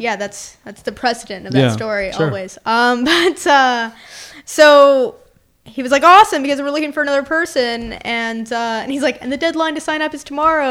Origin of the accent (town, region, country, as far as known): British Columbia, Canada; born or raised there; moved away